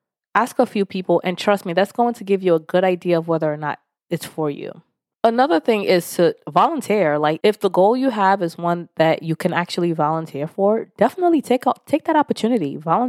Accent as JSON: {"language": "English", "country": "Nigeria", "said": "Especially being Nigerian, there are 3 jobs you're supposed to have. Doctor, lawyer, or engineer. Anything out of that, it's like it's just not an option growing up."}